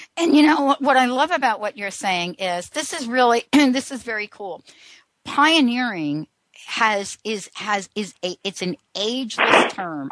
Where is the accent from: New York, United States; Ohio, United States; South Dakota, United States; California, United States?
New York, United States; I grew up in New York